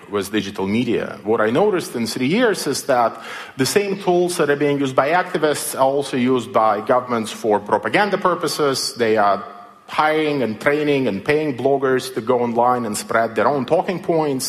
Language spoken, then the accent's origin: English; Belarus; moved away; I come from Belarus, as you might have noticed from my accent